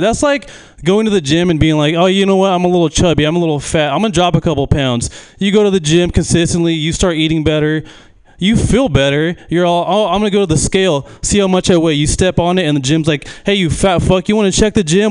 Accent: Manteca, California, United States; I'm from Manteca

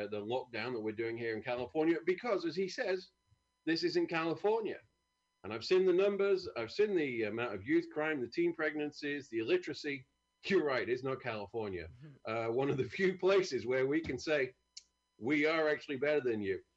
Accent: United Kingdom; moved away; I'm from a great country.

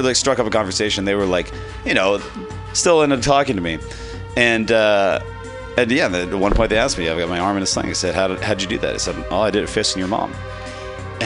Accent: Novato, California, United States; moved away as an adult; also born or lived in Berkeley; now in San Francisco, United States; I'm from Novato

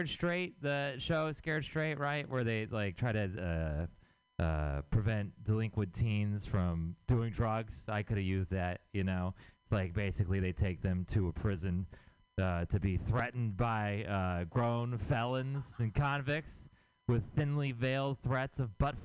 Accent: Houston, Texas, United States; moved away as an adult; now in San Francisco, United States; I'm from Texas. I'm from Houston, Texas

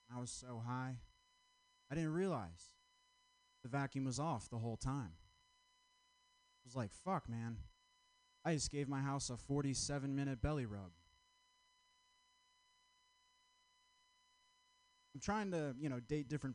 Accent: Vermont, United States; I'm from Vermont

